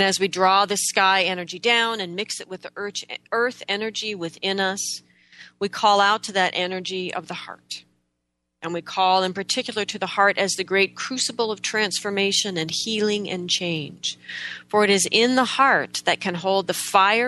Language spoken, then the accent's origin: English; United States; we're so American